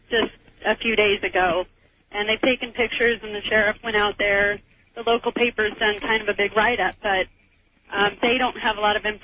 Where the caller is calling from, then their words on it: Montana, United States; Um, I'm calling from Montana, and I need some information.